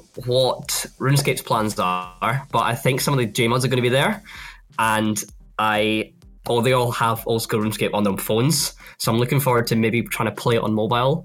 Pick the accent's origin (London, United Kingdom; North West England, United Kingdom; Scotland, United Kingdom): Scotland, United Kingdom; because obviously I'm Scottish